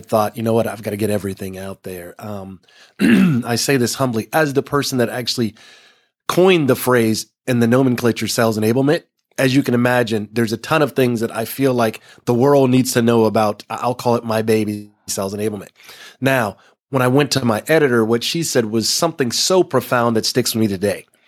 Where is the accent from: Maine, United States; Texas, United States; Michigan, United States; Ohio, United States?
Texas, United States; growing up in Texas